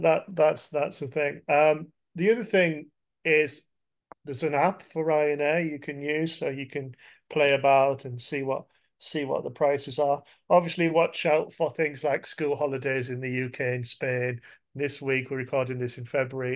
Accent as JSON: {"language": "English", "region": "England", "country": "United Kingdom", "said": "I'm English"}